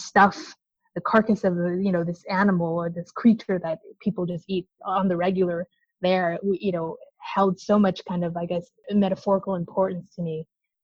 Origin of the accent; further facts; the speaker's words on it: Canada; as a young person growing up in Canada